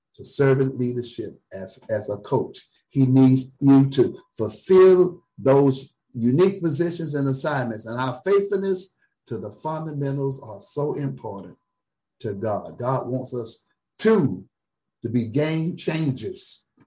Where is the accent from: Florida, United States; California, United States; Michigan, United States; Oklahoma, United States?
Florida, United States; South; now in Tallahassee, United States; I'm from South Florida